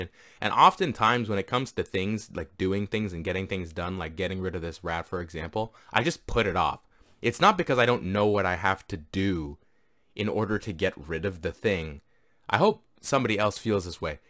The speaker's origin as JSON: {"language": "English", "country": "Canada", "said": "I'm from Canada"}